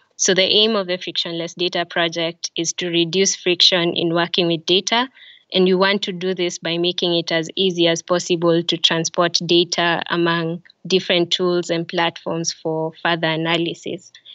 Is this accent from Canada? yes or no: no; Kenya; now in Tallinn, Estonia; I am Kenyan and my family is currently based in Tallinn, Estonia.